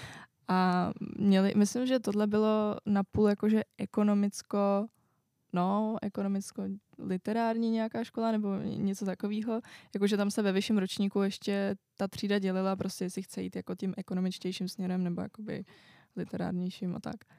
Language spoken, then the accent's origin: Czech; Czechia; also born or lived in France